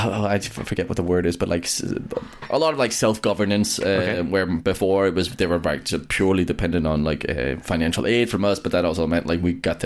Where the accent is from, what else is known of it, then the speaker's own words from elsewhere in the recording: Denmark; I am away from Denmark